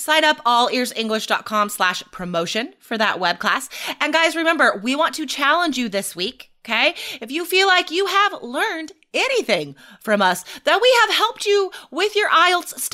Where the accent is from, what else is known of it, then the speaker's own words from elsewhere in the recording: United States; as an American